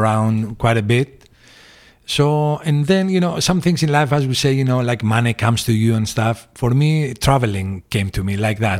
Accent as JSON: {"language": "English", "town": "Corfu", "region": "Ionian Islands", "country": "Greece", "tie": "born or raised there", "also_born_or_lived": "Piraeus, Athens, Greece / Phoenix", "moved": "as an adult", "said": "we moved to the island when I was probably eight or nine years old"}